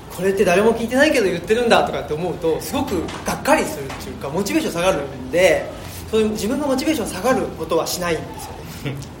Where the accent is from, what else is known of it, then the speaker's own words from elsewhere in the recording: Urawa, Saitama, Japan; now in Higashiyoshino, Japan; 僕は埼玉県出身ですけどあ現今は奈良県の東吉野村っていうところに、えー、住んで